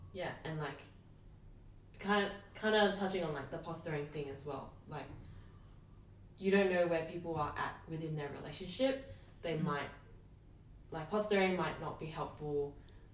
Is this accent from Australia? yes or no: yes; Australia; as Asian Australian Christians